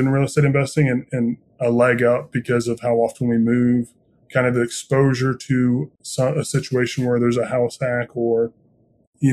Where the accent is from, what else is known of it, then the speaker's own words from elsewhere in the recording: Indiana, United States; I'm born and raised in Indiana, very proud Hoosier